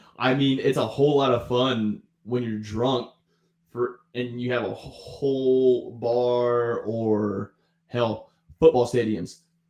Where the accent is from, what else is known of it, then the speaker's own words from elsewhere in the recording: St. Mary's, Georgia, United States; born there; also born or lived in Daytona; Yeah, I was born in Southeast Georgia. St. Mary's, right there at Kings Bay. Because my dad was a Marine. So, that's like the southeast corner of Georgia.